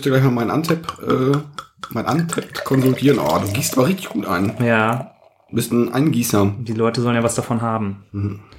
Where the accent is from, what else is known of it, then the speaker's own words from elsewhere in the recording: Gladbeck, North Rhine-Westphalia, Germany; Ich komme ja aus Gladbeck im Ruhrgebiet. Ja, und da ist man noch Westfale, oder?